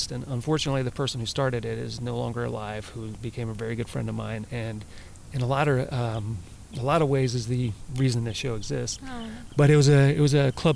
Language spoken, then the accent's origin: English; Louisiana, United States; now in California, United States; So I grew up in Louisiana, and I spent a lot of time in the woods and playing outside.